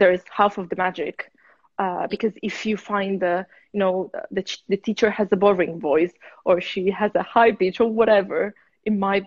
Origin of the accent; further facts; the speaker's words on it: near Turin, Piedmont, Italy; now in London, United Kingdom; I'm from Italy.